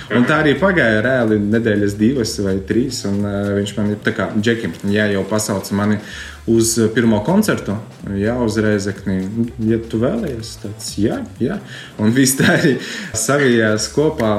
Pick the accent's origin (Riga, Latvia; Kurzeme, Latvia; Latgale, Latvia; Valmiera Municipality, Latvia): Latgale, Latvia; Preiļi; Esmu no Preļiem, no supermazas eh, foršas pilsētiņas, kuras ļoti mīlu.